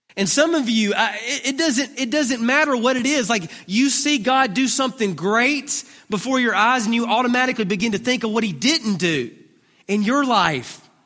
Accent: Duncanville, Texas, United States; I'm from Duncanville

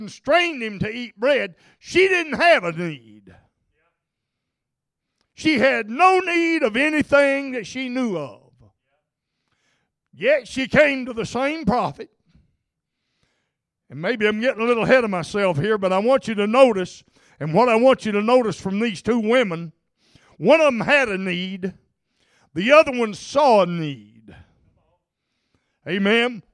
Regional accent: North Arkansas, United States; I grew up in North Arkansas in the hills

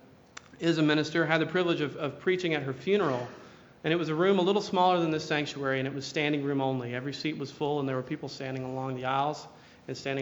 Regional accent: Tuscaloosa, Alabama, United States; I grew up in Alabama as well, in Tuscaloosa

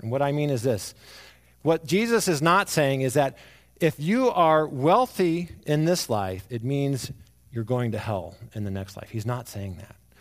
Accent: Arizona, United States; I grew up in Arizona

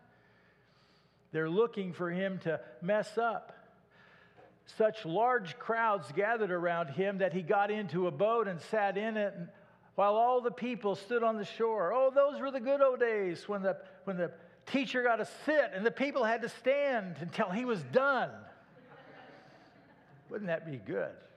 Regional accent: Iowa, United States; moved away as an adult; also born or lived in Garland, Texas; I was raised in Iowa

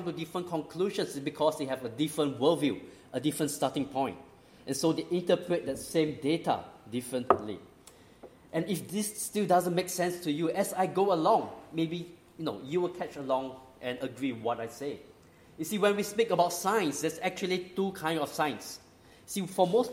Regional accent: Singapore; moved away; also born or lived in Australia; I grew up in Singapore.

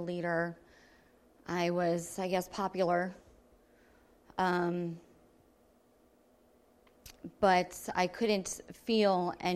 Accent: Levittown, United States; I was raised here in Levittown

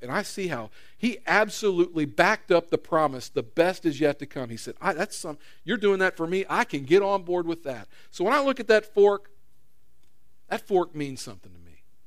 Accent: United States; I was born in America

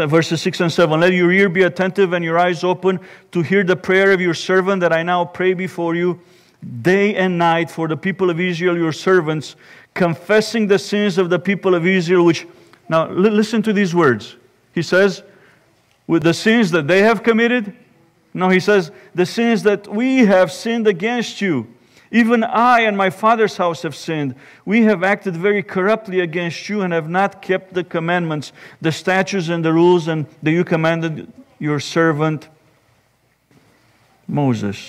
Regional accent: Romania; now in Indiana, United States; Growing up in Romania

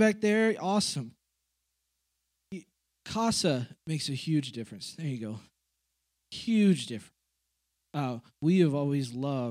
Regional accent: Kansas, United States; also born or lived in Manhattan, Kansas; I'm from Kansas

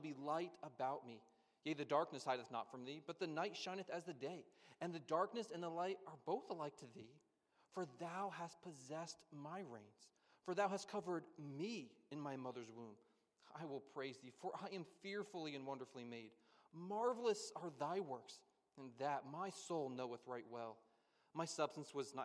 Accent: Pennsylvania, United States; I grew up in Pennsylvania

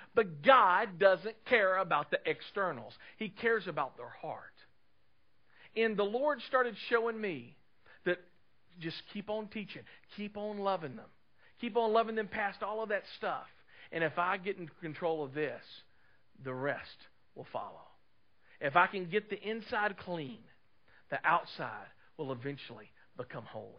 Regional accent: Clarksville, United States; moved away as an adult; also born or lived in Dallas, Texas; I grew up in Clarksville, lived here all of my life, left in 93

